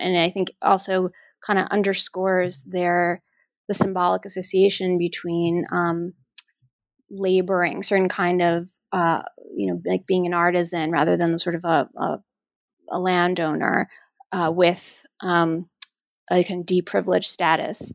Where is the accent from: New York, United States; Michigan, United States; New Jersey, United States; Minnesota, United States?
New York, United States; when I was growing up in New York, my father is a, a Greek immigrant